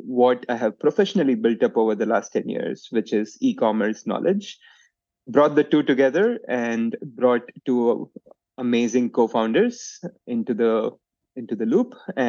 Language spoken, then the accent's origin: English; India; moved away as an adult; also born or lived in Bangalore, India / Bentonville, Arkansas; now in Chicago, United States; I grew up in India.